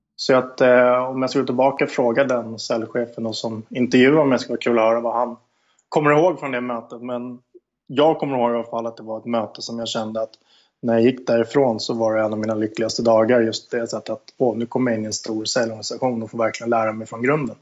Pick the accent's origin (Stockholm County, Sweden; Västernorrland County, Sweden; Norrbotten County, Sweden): Stockholm County, Sweden; Stockholm; Jag är född och uppväxt i Stockholm, i eh, förorten Aspudden